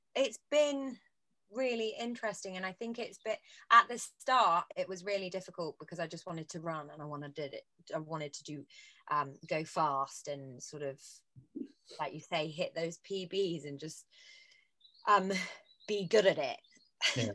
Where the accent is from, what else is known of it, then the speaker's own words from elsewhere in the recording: Bristol, South West England, United Kingdom; moved away as an adult; now in London, United Kingdom; we grew up together in Bristol